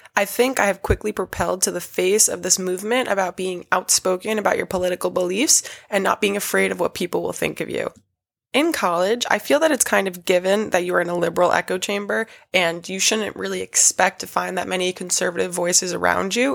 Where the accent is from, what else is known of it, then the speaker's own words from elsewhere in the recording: New York City, New York, United States; I was born and raised in New York City